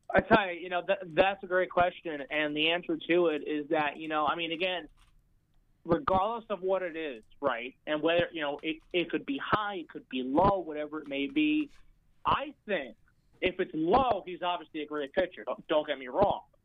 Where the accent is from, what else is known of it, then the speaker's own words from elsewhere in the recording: New York, United States; I'm from New York